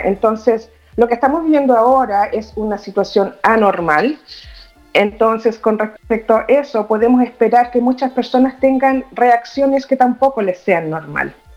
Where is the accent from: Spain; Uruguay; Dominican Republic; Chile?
Chile; moved away as an adult; now in Toronto, Canada; vivo en Toronto, Canadá. Eh, nací en Chile, viví muchos años allá